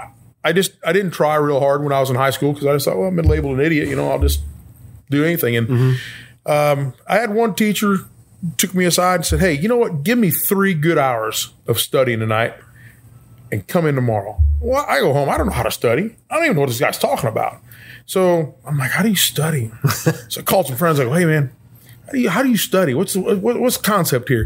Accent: Edwardsville, Illinois, United States; I grew up in Edwardsville. I was there 40 years.

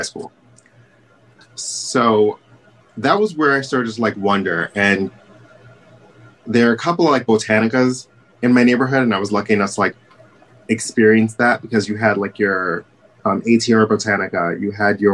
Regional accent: New York City, New York, United States; I was born and raised in Brooklyn

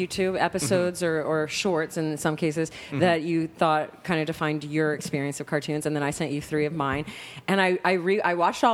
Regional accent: Texas, United States; also born or lived in Malaysia; we're all from Texas.

